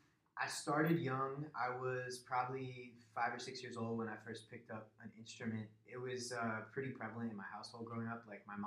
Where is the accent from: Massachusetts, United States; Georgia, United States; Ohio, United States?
Massachusetts, United States; Springfield; now in Hartford, United States; I'm not originally from Hartford. I'm from the Springfield, Massachusetts area.